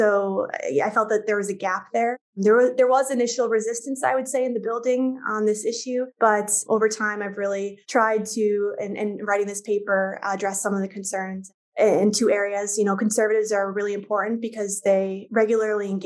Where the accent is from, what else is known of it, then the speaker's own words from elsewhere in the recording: Minneapolis, Minnesota, United States; moved away; also born or lived in Jordan; I'm from the Twin Cities